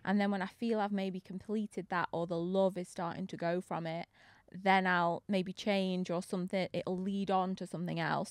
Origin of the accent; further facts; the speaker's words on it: Manchester, North West England, United Kingdom; from Manchester